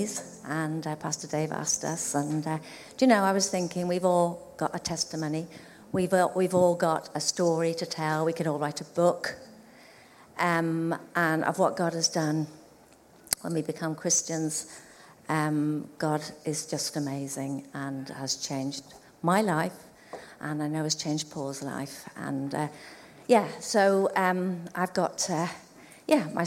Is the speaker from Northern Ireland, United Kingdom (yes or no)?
yes; Belfast, Northern Ireland, United Kingdom; now in England; I was born in Ireland, in Belfast